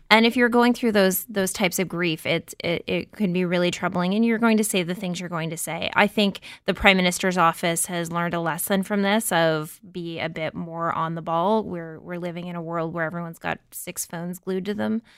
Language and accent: English; Windsor, Ontario, Canada; I grew up outside of Windsor